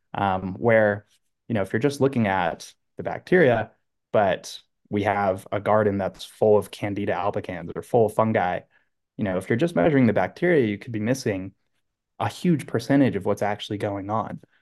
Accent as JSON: {"language": "English", "region": "Southern California", "country": "United States", "tie": "born or raised there", "said": "born and raised in Southern California"}